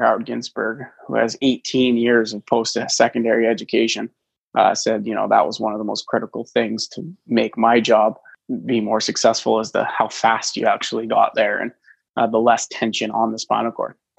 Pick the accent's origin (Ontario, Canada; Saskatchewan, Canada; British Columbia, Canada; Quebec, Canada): Ontario, Canada; just outside of Toronto; I grew up just outside of Toronto